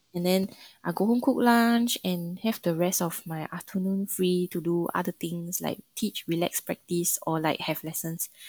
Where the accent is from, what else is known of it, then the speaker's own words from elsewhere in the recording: Singapore; moved away as an adult; now in China; Mandarin is not my first language. And there's many words that we use in Singapore that's different in China.